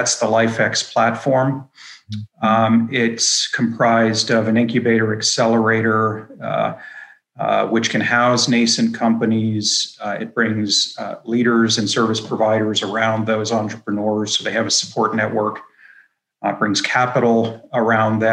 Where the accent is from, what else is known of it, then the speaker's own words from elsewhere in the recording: Pittsburgh, Pennsylvania, United States; also born or lived in Washington, D.C. area / Phoenix / Boston / San Francisco; I've obviously been born and raised in Pittsburgh.